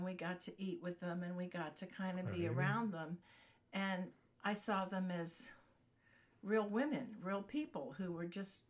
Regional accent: Glenview, Illinois, United States; moved away as an adult; also born or lived in Dallas, Texas / Fort Worth, Texas; now in Texas, United States; We were always Texans growing up in Glenview until we could get back home.

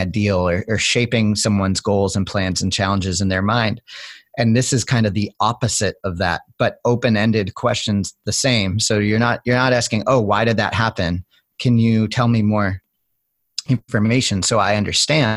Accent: Cape Cod, outside of Boston, New England, Massachusetts, United States; I grew up as young in New England, where I grew up outside of Boston on Cape Cod

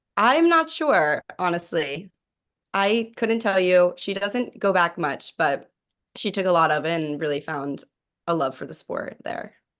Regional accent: Pittsburgh, Pennsylvania, United States; moved away; I grew up in Pittsburgh

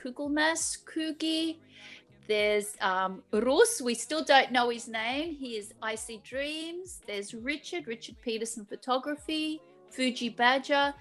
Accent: Australia; moved away as an adult; now in Zagreb, Croatia; I am from Australia originally, so I was born and raised in Australia, and I came to live in Zagreb in 1992

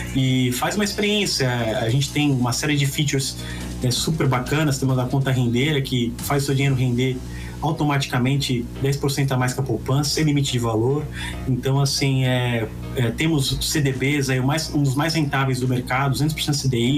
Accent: Santos, São Paulo, Brazil; Eu fui criado na Vila Belmiro

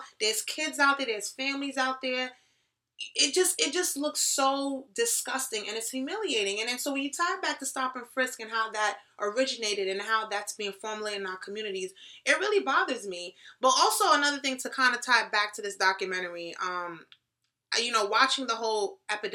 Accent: New York City, New York, United States; I'm from the Bronx. And shout out to my people from the Bronx

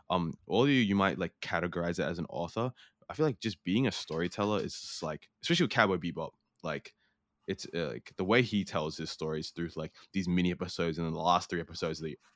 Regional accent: New Zealand; also born or lived in Australia; cuz I grew up in New Zealand and Australia

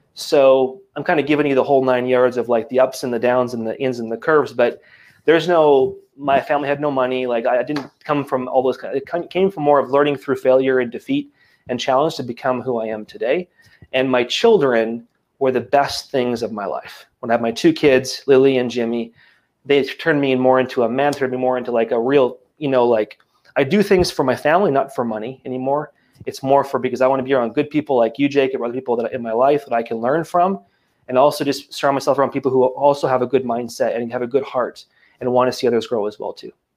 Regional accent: Acadia Valley, Alberta, Canada; moved away as an adult; now in Quebec, Canada; I grew up um, in a town of 100 people in the middle of absolutely nowhere uh, in small town Alberta called Acadia Valley

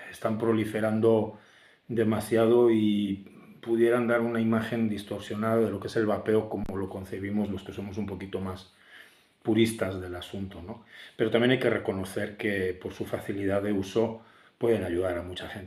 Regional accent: Valladolid, Castile and León, Spain; ya en mi pueblo, en Valladolid, que es la ciudad que me vio nacer hace un poquito más de 48 años.

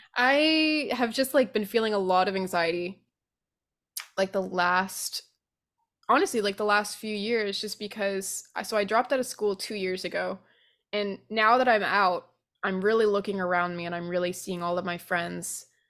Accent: Vermont, United States; moved away as an adult; now in New Orleans, United States; We grew up in Vermont

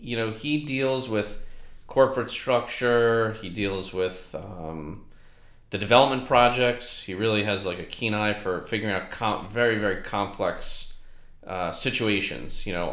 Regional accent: New York City, New York, United States; So I grew up in Manhattan.

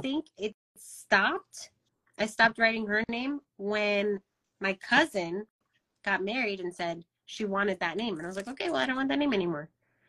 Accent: Kansas City, Missouri, United States; born there; I was born in Kansas City.

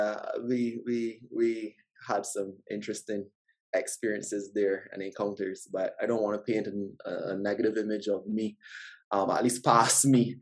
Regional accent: Barbados; moved away; growing up in Barbados

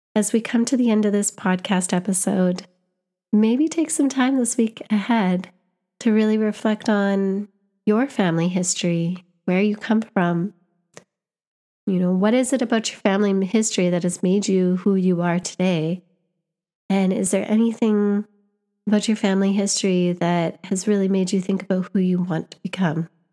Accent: Canada; I'm visiting from Canada, but my family was born here.

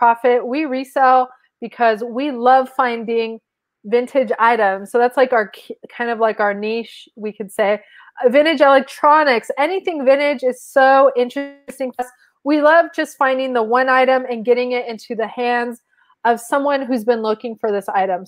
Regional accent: Mexico; first language Spanish; English is a second language; now in United States; I'm from Mexico

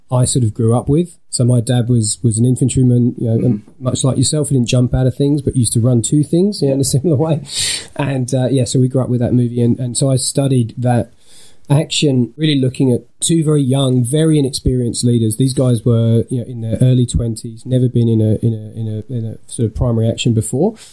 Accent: Suffolk, East of England, United Kingdom; moved away as an adult; also born or lived in south of the UK / Lancaster; now in Australia; I was born in the south part of the UK, moved a little bit further up for my childhood in Suffolk

